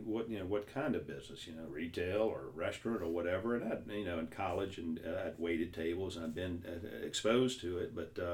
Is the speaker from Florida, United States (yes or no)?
no; North Louisiana, United States; accent: heavy accent; moved away; I'm not from here. I'm from North Louisiana.